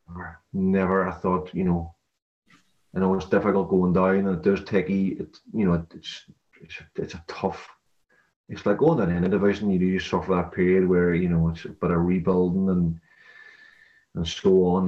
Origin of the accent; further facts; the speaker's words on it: Derry, Northern Ireland, United Kingdom; also born or lived in Wrexham; I'm coaching here at my hometown club now at Derry City